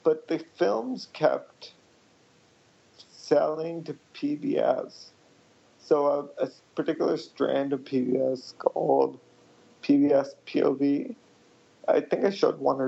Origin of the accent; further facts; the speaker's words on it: United States; I'm from India, but I was born in the U.S.